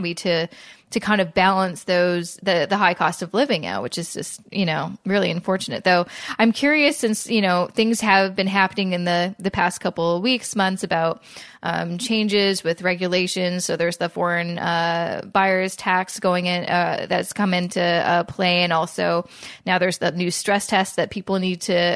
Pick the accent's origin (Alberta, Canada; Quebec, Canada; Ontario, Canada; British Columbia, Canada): British Columbia, Canada; Vancouver; now in Toronto, Canada; I live in Toronto and I'm from Vancouver